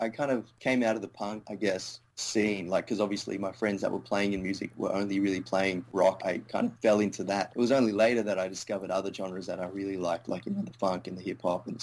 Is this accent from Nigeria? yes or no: no; Melbourne, Victoria, Australia; also born or lived in India; Moved to Australia